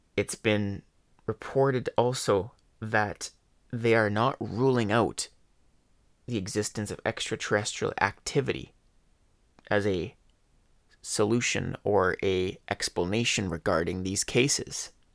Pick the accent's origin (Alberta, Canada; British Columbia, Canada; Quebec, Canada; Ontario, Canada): Alberta, Canada; Leduc; I love my hometown, Laduca, Alberta. This is my home. I've been here since day one